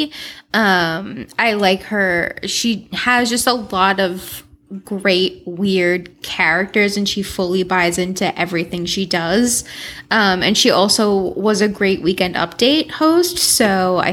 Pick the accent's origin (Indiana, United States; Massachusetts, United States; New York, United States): Massachusetts, United States; Salem; also born or lived in Stoneham, Massachusetts; born in Stoneham, lived there till I was two, then raised in Salem